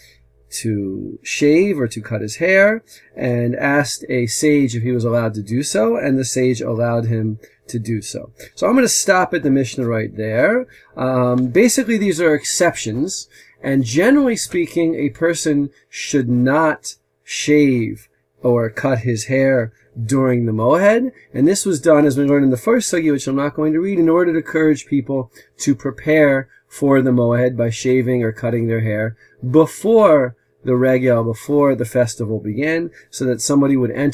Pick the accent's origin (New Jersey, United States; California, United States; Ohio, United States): New Jersey, United States; accent: American; now in Modi'in, Israel; as you can tell from my American accent, I'm originally from America, from the state of New Jersey